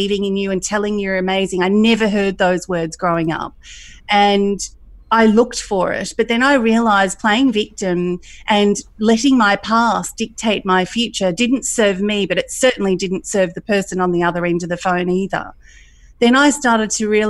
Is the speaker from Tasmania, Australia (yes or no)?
no; country Victoria, Australia; also born or lived in Thailand / Middle East / Queensland; I was growing up in a country environment in Australia